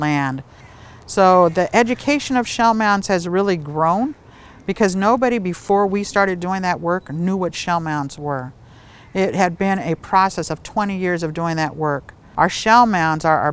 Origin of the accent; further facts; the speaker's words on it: East Bay, California, United States; I am right here from the East Bay.